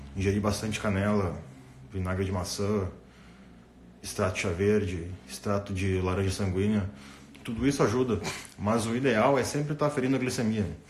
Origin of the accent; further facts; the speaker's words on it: Rio Grande do Sul, Brazil; sou, sou do Rio Grande do Sul, cara, sou gaúcho